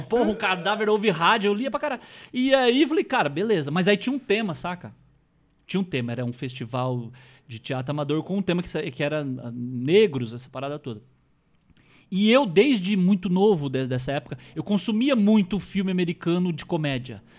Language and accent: Portuguese; northern Paraná, Brazil; próximo lá de onde eu sou, do norte do estado